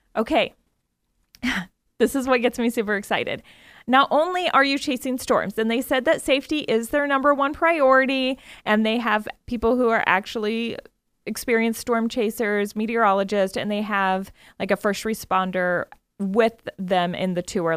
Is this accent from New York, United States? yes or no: no; Iowa, United States; I grew up in Iowa